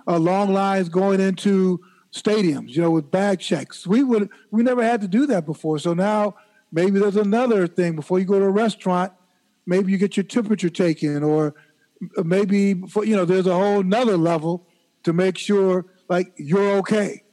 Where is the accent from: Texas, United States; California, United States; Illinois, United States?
Illinois, United States; Chicago; When I was a kid growing up in Chicago in the 50s